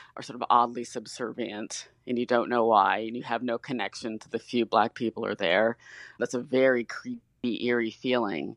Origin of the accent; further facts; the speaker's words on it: Detroit, Michigan, United States; I grew up in Detroit